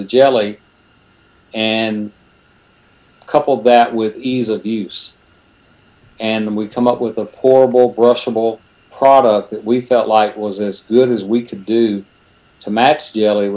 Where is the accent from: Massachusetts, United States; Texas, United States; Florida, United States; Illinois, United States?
Texas, United States; Silsbee; also born or lived in Conroe, Texas; now in Houston, United States; I kind of call Silsby home because that was my, learning to drive and getting your first car and all that good stuff. I was actually born, though, in Conroe, Texas